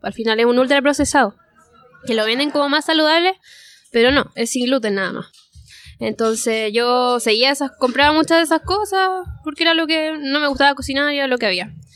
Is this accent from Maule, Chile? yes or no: yes; Parral, Maule, Chile; moved away as an adult; now in Santiago, Chile; Crecí en Parral, Chile.